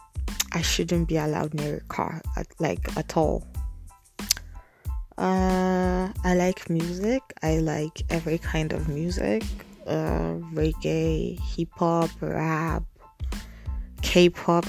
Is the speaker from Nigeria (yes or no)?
yes; Nigeria; moved away as an adult; now in United States; I am Nigerian. I was born in Nigeria and I moved to America 2 years ago, 2016